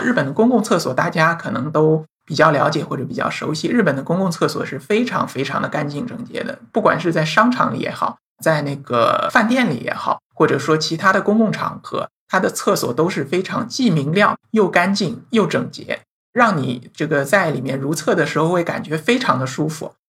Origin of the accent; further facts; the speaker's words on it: China; 我们中国人或者说我们大陆人